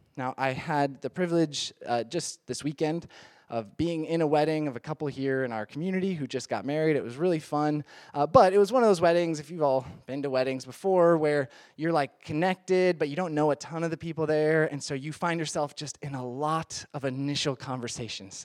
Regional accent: Midwest, United States; moved away; I am from the Midwest

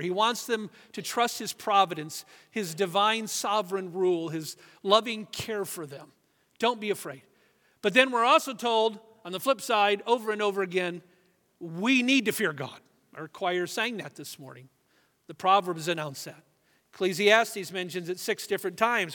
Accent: United States; we're Americans, at least most of us are

